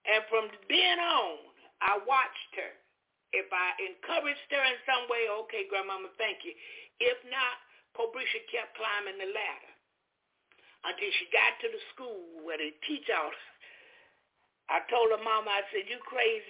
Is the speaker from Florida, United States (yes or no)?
yes; Jacksonville, Florida, United States; moved away; also born or lived in Alabama / Orlando, Florida; my hometown, Jacksonville